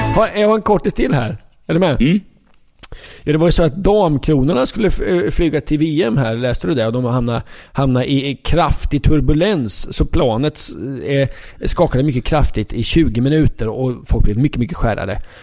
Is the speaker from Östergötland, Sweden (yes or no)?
yes; Linköping, Östergötland, Sweden; jag är uppvuxen i Linköping